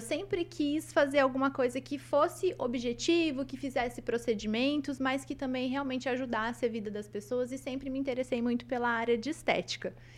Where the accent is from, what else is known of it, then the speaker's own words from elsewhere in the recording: Maringá, Paraná, Brazil; eu nasci aqui em Maringá, então eu sou da cidade de Maringá. É, cresci aqui